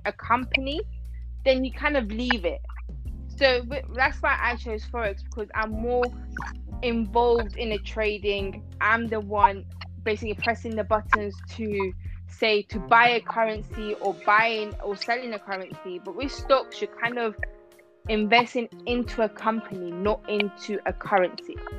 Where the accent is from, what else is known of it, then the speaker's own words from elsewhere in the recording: Iran; now in London, United Kingdom; originally I'm from Iran, but I live in um, London